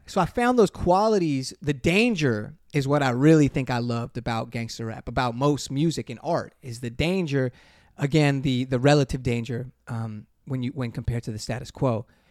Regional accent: Inglewood, California, United States; growing up in Inglewood

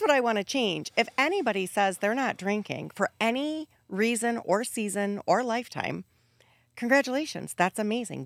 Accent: Wisconsin, United States; Growing up in Wisconsin, the culture is so centered around alcohol

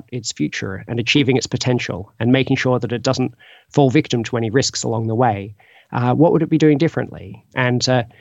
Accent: Australia; now in Oxford, United Kingdom; I'm originally from Australia

